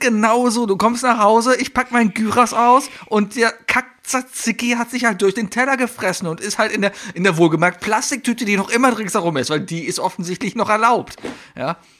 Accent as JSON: {"language": "German", "country": "Germany", "said": "ich bin Deutscher, darum sage ich Avengers"}